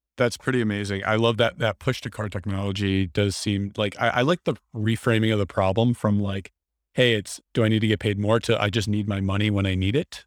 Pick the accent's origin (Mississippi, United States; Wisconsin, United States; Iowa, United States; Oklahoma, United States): Wisconsin, United States; I'm from Wisconsin.